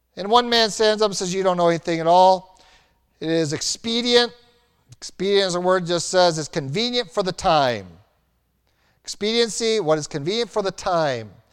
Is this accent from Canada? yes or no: no; United States; we were raised in America